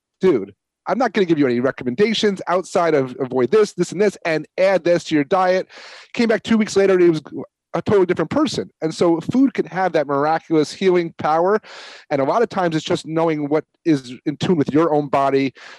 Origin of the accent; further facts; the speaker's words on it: New York, United States; I'm a New Yorker.